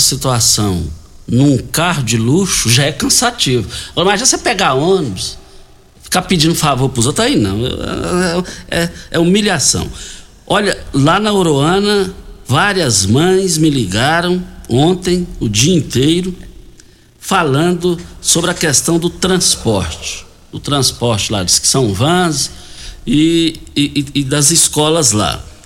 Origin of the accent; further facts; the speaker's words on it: Goiás, Brazil; nós fomos criados juntos lá no Parque Bandeirantes